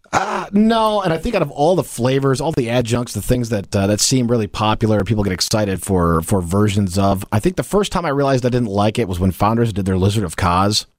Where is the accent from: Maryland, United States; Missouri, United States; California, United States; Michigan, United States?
Michigan, United States; I was born and raised in Michigan